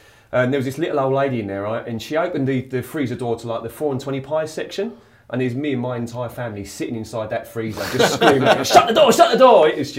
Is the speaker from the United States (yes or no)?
no; Basildon, East of England, United Kingdom; accent: Basildon; now in Australia